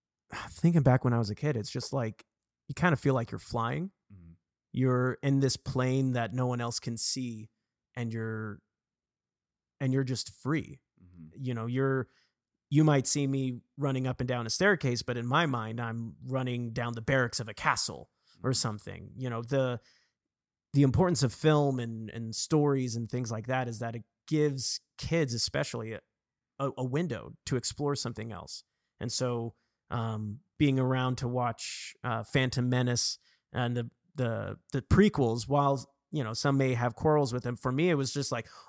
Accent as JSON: {"language": "English", "region": "England", "country": "United Kingdom", "tie": "born there", "said": "So for me, I was born in England, actually. So my mom is English"}